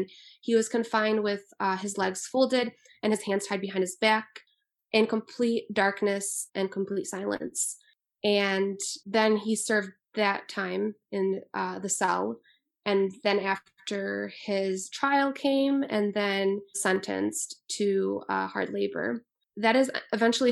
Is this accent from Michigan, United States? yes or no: yes; Macomb Township, Michigan, United States; born or raised there; also born or lived in Liège (ASR / likely Lezhë), Albania